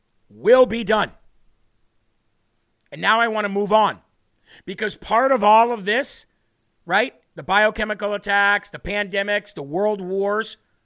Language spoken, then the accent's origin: English; Ohio, United States; I'm from Ohio and didn't know anything about this.